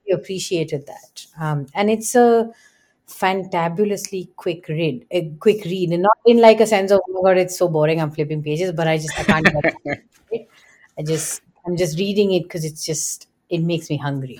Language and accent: English; India; moved away; somebody who grew up in India